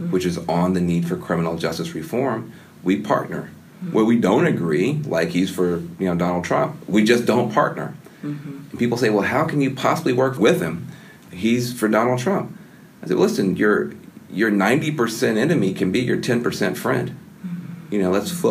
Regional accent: the American South, Southern United States, United States; moved away

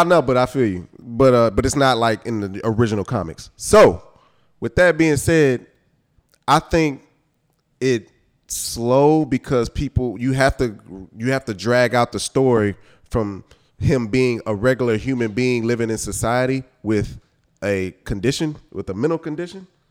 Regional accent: Houston, Texas, United States; Growing up in Houston, listen to, like, all our screw culture

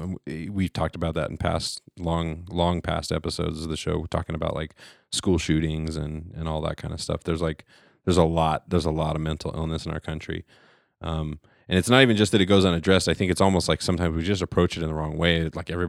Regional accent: Nebraska, United States; I grew up in Nebraska.

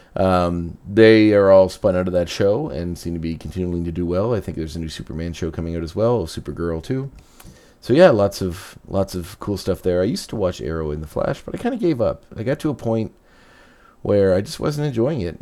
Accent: Canada; as a Canadian

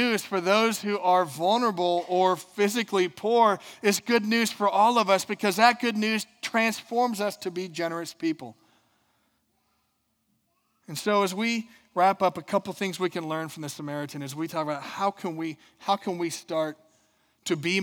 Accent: Minnesota, United States; I'm from Minnesota

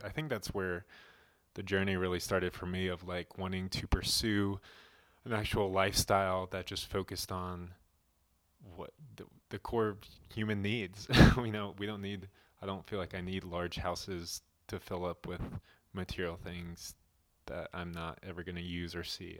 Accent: Nashville, Tennessee, United States; moved away as an adult; also born or lived in Colorado; we were born and raised in Nashville, Tennessee, both of us

